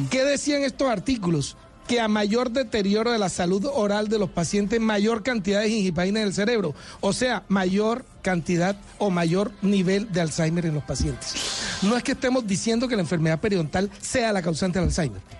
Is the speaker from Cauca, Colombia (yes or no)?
no; Montería, Córdoba, Colombia; now in Barranquilla, Colombia; Tengo 30 ¿Ah, años en Barranquilla, pero soy ah. nacido en Montería.